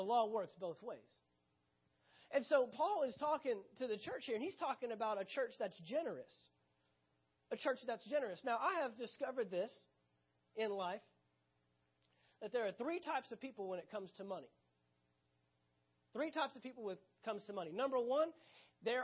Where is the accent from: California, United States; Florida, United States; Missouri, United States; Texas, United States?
Texas, United States; Dallas; right where I grew up in the Dallas, Texas area